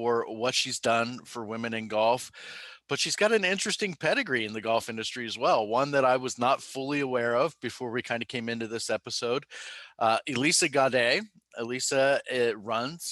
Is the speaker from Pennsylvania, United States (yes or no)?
yes; Pennsylvania, United States; Growing up in Pennsylvania